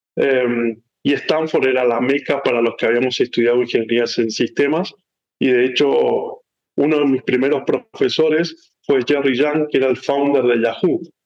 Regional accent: San Rafael, Mendoza, Argentina; moved away as an adult; also born or lived in Chile / Miami, United States / Mexico; now in United States; nací en Argentina, en una ciudad llamada San Rafael, que es un pueblito, una ciudad eh, importante de, Mendoza. Ahí nací, eh, em, ahí me crié

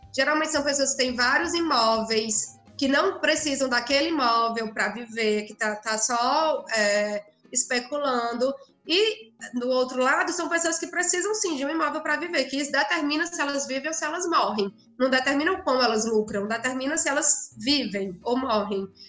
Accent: Cedro, Ceará, Brazil; moved away as an adult; also born or lived in Fortaleza, Brazil; now in São Paulo, Brazil; eu sou de uma cidade do sertão do Ceará chamada Cedro, mas eu morei em Fortaleza durante o segundo grau

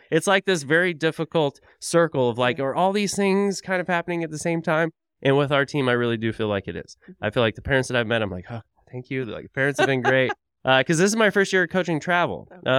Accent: Tulsa, Oklahoma, United States; because, you know, I'm from Tulsa, Oklahoma originally, and we just had like one rink in town.

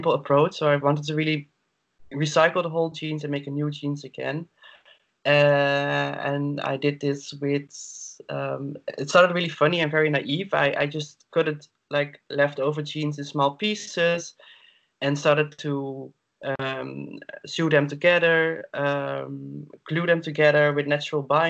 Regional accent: Netherlands; now in Berlin, Germany; I am from the Netherlands

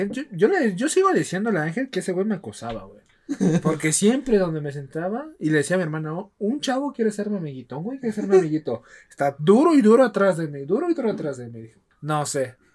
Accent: Oaxaca, Mexico; moved away as an adult; also born or lived in Mexico City area; Yo estoy esperando que vayan ustedes dos perros a mi tierra

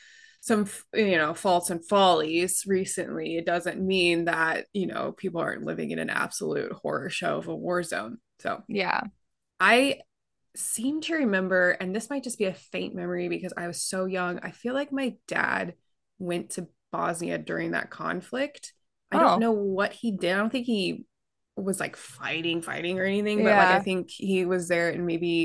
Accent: California, United States; I was born in California after they moved.

